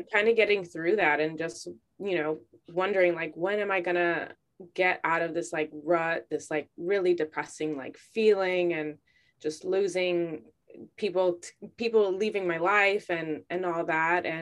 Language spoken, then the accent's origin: English; Chicago, Illinois, United States; born and raised in Chicago.